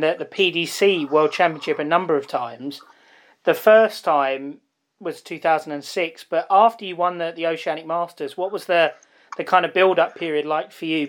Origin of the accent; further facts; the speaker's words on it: United Kingdom; as a British person looking at New Zealand